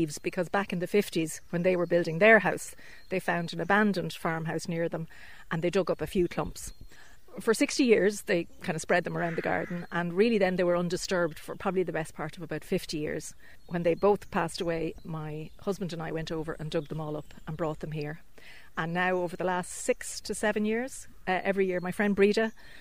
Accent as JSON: {"language": "English", "country": "Ireland", "moved": "yes", "said": "I'm from Dunchocklan originally"}